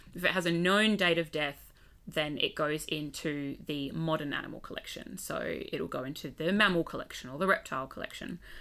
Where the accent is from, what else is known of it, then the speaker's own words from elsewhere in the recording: Western Australia, Australia; also born or lived in Adelaide, South Australia; moved to W A as a kid, grew up there, went to school there